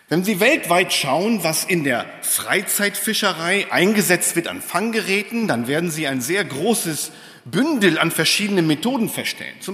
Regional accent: Lohne, Lower Saxony, Germany; Ich bin gebürtig aus Niedersachsen tatsächlich, Lohne Dinklage, da wo die Schweine wohnen.

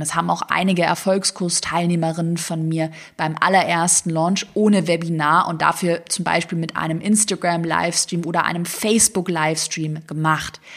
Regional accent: Swabia, Germany; moved away; ich komme ja aus dem Schwabenland ursprünglich

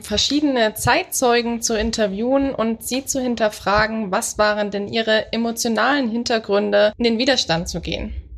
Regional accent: Dresden, Saxony, Germany; ich komme aus Dresden

